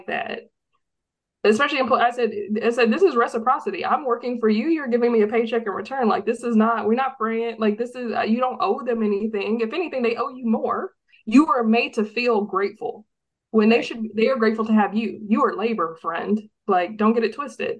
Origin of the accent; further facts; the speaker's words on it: Texas, United States; I grew up in Texas, born and raised in Texas